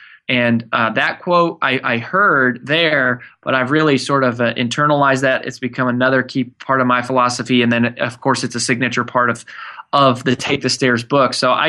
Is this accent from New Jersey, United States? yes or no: no; Frederick, Colorado, United States; now in Nashville, United States; So my wife, Amanda, and I live in Nashville, Tennessee. We moved here about 5 years ago. I grew up in Colorado in a small town called Frederick.